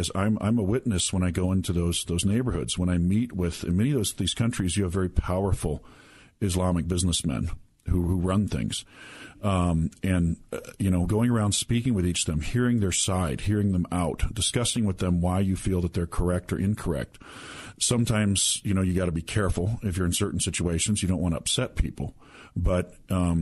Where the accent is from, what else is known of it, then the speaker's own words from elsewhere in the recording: United States; as an American